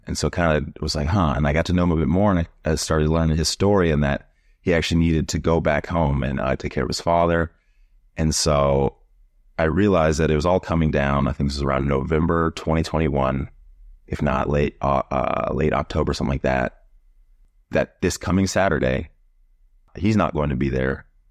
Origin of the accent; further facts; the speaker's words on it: Yuma, Arizona, United States; also born or lived in Fort Lauderdale, Florida / Miami, Florida; now in New York City, United States; I'm originally from a small desert city in Arizona called Yuma